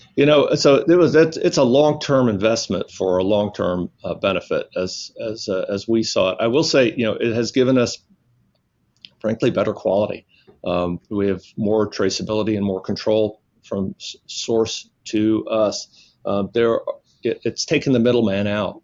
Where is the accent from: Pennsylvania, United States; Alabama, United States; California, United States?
Alabama, United States; moved away; also born or lived in New York / New Orleans; I was born in New York, which uh, is always a surprise to people, but I grew up in the South and and, uh, and spent my uh, formative years in uh, in Alabama, where I uh, met my wife while I was in high school